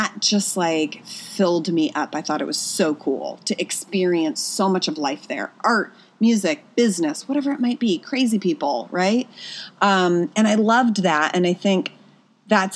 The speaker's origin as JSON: {"language": "English", "region": "Pennsylvania", "country": "United States", "tie": "born or raised there", "also_born_or_lived": "New York", "moved": "as an adult", "lives_now": "Los Angeles, United States", "said": "I was born and raised in Pennsylvania, went to college in Pennsylvania, right? And so then at 21, I went to New York."}